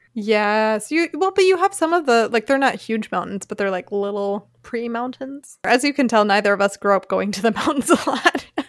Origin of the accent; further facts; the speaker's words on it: a little town outside of Philadelphia, Pennsylvania, United States; moved away as an adult; now in Freiburg, Germany; A little town outside of Philadelphia.